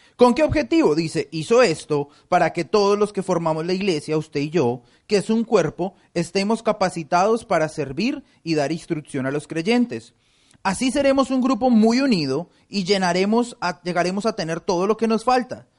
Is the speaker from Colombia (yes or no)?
yes; Colombia; now in United States; En mi país, en Colombia